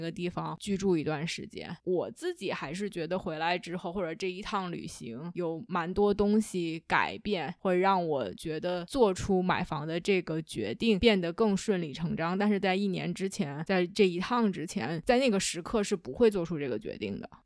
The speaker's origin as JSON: {"language": "Chinese", "country": "China", "moved": "yes", "lives_now": "Toronto, Canada", "said": "尤其是作为中国人来说"}